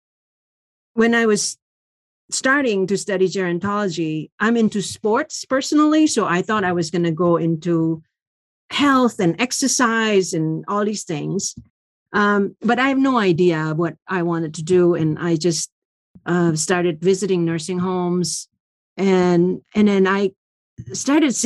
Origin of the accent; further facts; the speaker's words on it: Indonesia; now in United States; I grew up in Indonesia